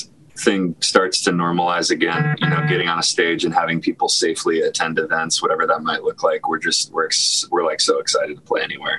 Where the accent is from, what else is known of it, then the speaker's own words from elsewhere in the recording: Cleveland, Ohio, United States; moved away; also born or lived in Nashville; I was from Cleveland, Ohio